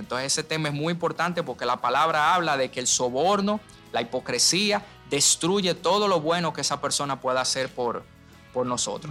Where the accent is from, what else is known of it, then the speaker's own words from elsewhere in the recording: Dominican Republic; desde el primer día que somos República Dominicana